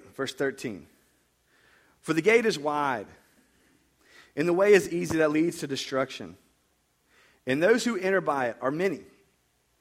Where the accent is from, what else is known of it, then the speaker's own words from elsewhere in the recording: United States; I was raised in America